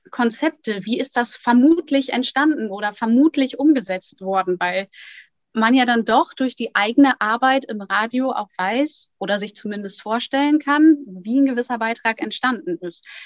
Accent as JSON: {"language": "German", "town": "Lohne", "region": "Lower Saxony", "country": "Germany", "tie": "born or raised there", "also_born_or_lived": "Lingen", "said": "Also geboren bin ich tatsächlich in Lingen im Emsland, aufgewachsen dann in Lohne in der Grafschaft Bentheim."}